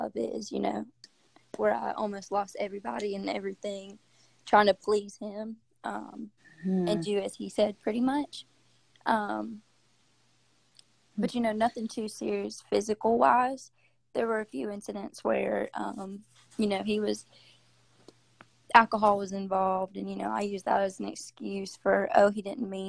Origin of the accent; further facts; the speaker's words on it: Greenville, South Carolina, United States; I've grown up in Greenville, South Carolina